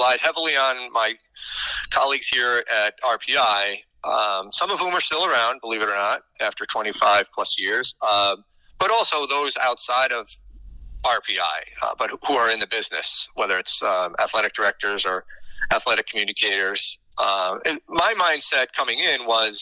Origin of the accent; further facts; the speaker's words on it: Capital Region, New York, United States; I'm from the Capital Region